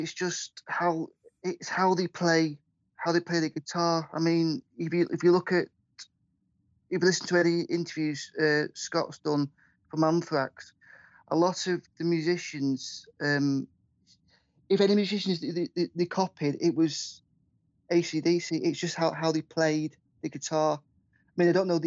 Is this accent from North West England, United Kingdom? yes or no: yes; Southport, North West England, United Kingdom; moved away as an adult; also born or lived in Preston; now in Abbey Village, United Kingdom; originally I was born in Southport in Lancashire, Southport in Merseyside. And I moved up to Preston in 1988